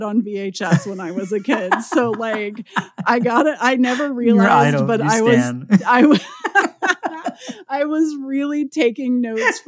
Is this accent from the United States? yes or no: yes; Midwest, United States; I'm from the Midwest